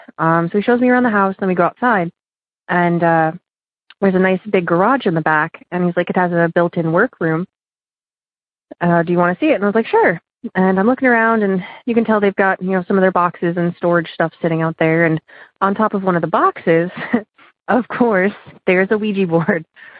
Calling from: Oberlin, Ohio, United States; I'm calling from Oberlin, Ohio.

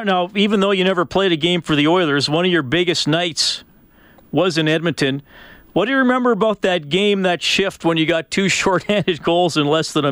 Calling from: Germany; calling from Germany right now.

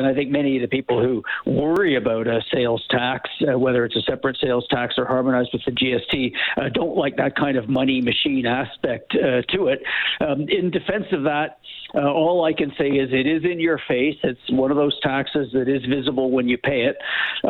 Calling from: Ontario, Canada; I guess I should admit that I'm joining you from Ontario, so I'm at a safe distance from the people who may not really think a PST is a great idea.

